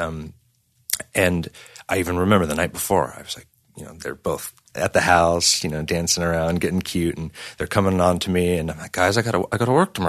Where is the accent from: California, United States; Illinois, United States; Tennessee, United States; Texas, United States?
California, United States; San Diego; growing up in San Diego, I s, first started playing in bands in church